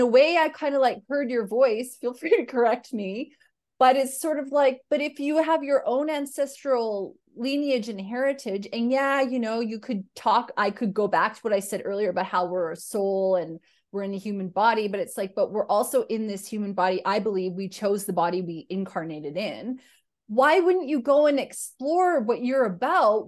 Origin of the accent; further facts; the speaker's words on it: two hours from the Alaskan border, Northern Canada, Canada; So I grew up in Northern Canada, uh, two hours from the Alaskan border